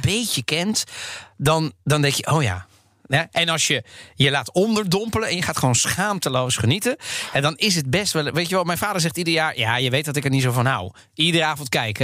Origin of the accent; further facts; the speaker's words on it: The Hague, South Holland, Netherlands; Ik ben opgegroeid in Den Haag.